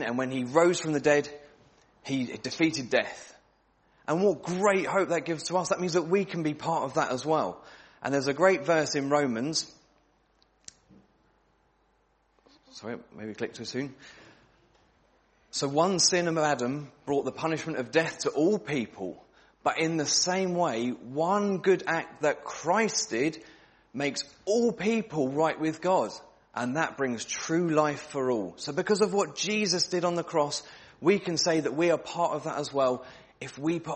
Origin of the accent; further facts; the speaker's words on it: England, United Kingdom; We're from England as well, aren't we?